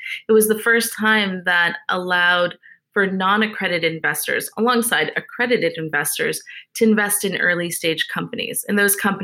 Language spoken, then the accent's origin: English; New York, United States; moved away as an adult; now in Dallas, United States; I'm from New York, but I escaped and I tried to escape COVID, came to Dallas